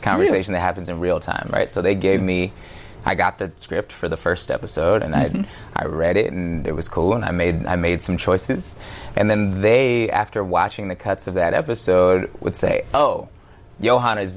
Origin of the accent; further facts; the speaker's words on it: Berkeley, California, United States; I'm from Berkeley